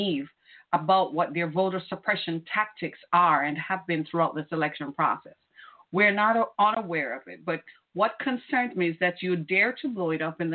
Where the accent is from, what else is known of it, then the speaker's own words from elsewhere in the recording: Michigan, United States; my home state of Michigan